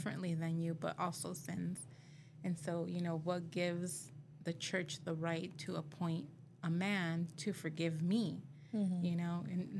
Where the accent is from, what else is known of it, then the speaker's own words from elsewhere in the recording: Moreno Valley, California, United States; also born or lived in South El Monte, California; once we moved to Moreno Valley in 1991